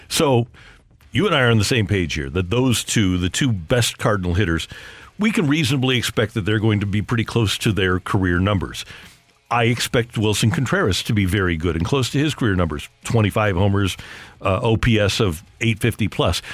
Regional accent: St. Louis, Missouri, United States; I grew up here in St. Louis

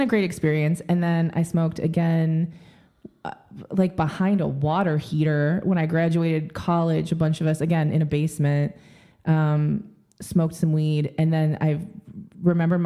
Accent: Michigan, United States; I grew up in the Midwest. I'm from Michigan

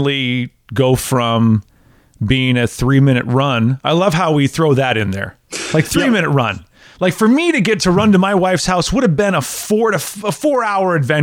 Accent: Wisconsin, United States; now in Tennessee, United States; We're both from the same region of Wisconsin. She grew up, you know, a half hour away from where I grew up in Wisconsin

